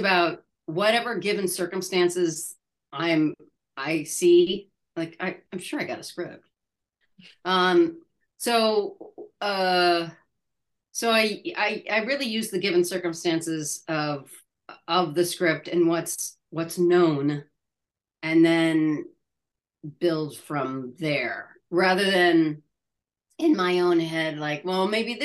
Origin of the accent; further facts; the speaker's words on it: Midwest, United States; moved away; I'm from the Midwest.